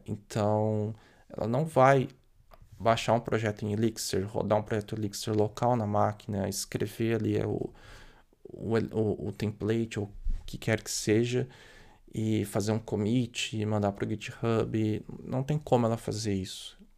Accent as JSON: {"language": "Portuguese", "country": "Brazil", "said": "por ser brasileiro"}